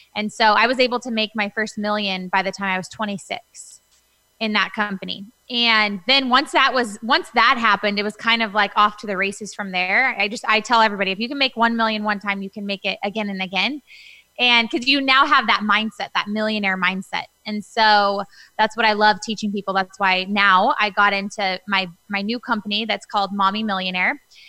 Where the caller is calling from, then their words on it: Newport Beach, California, United States; I am in Newport Beach, California, where I live.